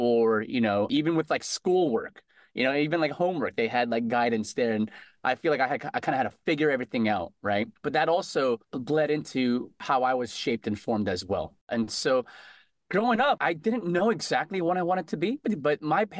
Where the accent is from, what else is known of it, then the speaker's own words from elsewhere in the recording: Connecticut, United States; moved away as an adult; now in Boston, United States; growing up in Connecticut, I went to UConn there.